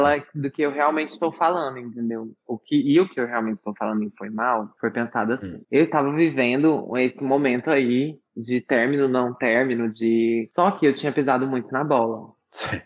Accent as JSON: {"language": "Portuguese", "country": "Brazil", "tie": "born or raised there", "said": "Eu cresci aqui no Brasil, óbvio, eu cresci escutando muita música brasileira"}